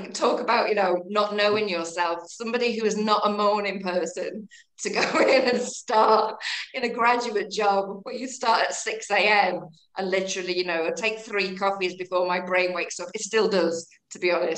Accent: between Liverpool and Manchester, North West England, United Kingdom; accent: Northern; moved away; I think you can hear from my accent that I'm Northern. Grew up in between Liverpool and Manchester

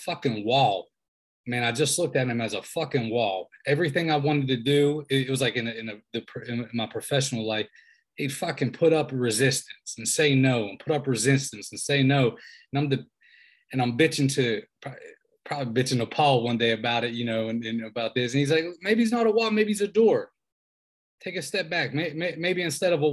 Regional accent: Southwestern Pennsylvania, United States; now in Raleigh, United States; we're both from Southwestern PA

